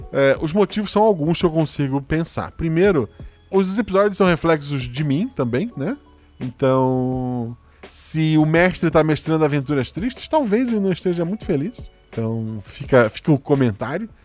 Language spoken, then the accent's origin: Portuguese; Florianópolis, Santa Catarina, Brazil; eu sou de Floripa